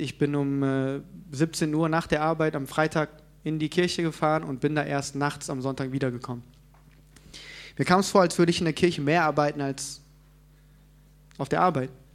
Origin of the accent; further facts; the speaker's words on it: South Korea; moved away; ich komme ja ursprünglich aus Korea